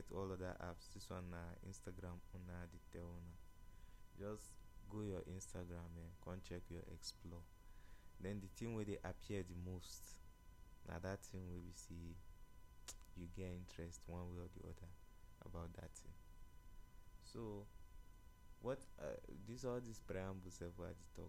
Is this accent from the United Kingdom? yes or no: no; Nigeria; I'm a Nigerian now